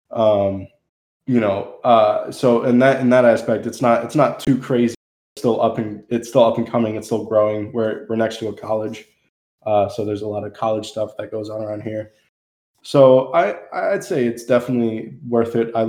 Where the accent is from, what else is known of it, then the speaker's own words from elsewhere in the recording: New Jersey, United States; now in Tennessee, United States; Central Jersey.